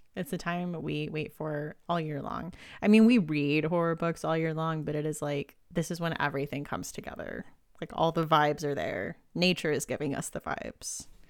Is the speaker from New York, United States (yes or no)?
no; Southern California, United States; now in Pennsylvania, United States; I grew up in Southern California